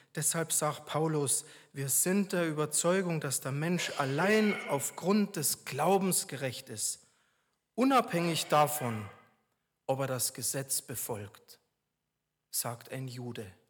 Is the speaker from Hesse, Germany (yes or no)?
no; Regensburg, Bavaria, Germany; moved away; in meiner Heimat Regensburg